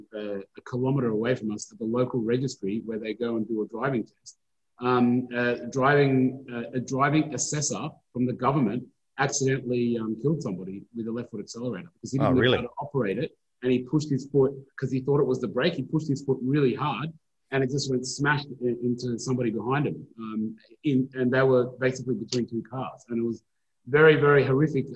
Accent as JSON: {"language": "English", "region": "New South Wales", "country": "Australia", "said": "I'm from New South Wales"}